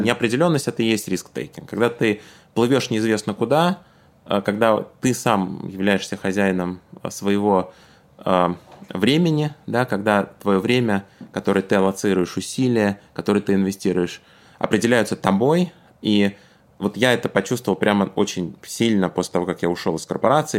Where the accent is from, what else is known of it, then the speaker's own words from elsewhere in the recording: Tashkent, Uzbekistan; moved away; я работал в Ташкенте, откуда я родом